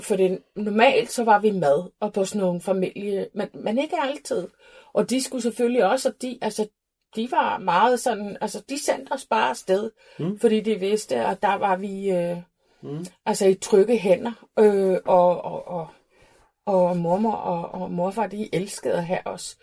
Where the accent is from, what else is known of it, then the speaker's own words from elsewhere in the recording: Reykjavik, Iceland; accent: Icelandic; Danish is a second language; moved away as an adult; also born or lived in Flatey, Westfjords, Iceland; now in Copenhagen, Denmark; Jeg er født og opvokset på Island